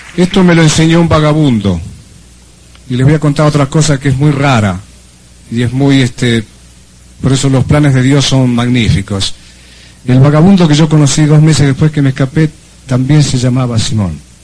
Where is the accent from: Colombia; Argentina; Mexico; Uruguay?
Argentina